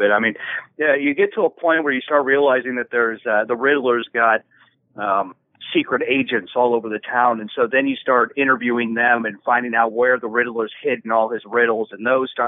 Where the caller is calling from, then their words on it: Santa Rosa, California, United States; from Santa Rosa, California.